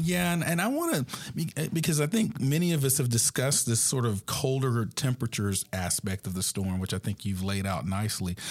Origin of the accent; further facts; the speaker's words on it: Atlanta, Georgia, United States; I grew up in the Atlanta area